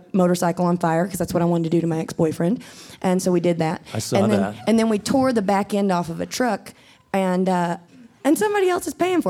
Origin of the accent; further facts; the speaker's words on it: South Carolina, United States; also born or lived in California / Brooklyn; now in Nashville, United States; but then I moved to California, and I was like, oh, it's okay. Like, you don't have to look like all my friends on Facebook to be from South Carolina. Like, you know what I mean? Like, I wanted to get away from the South.